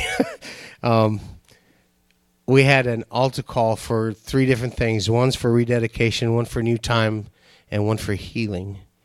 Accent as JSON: {"language": "English", "country": "Nigeria", "tie": "born or raised there", "moved": "yes", "lives_now": "United States", "said": "I was born in Nigeria"}